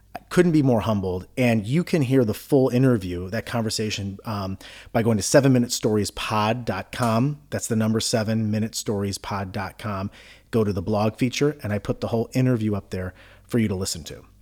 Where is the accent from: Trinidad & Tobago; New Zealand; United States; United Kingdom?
United States; Cleveland, Ohio; I'm from Cleveland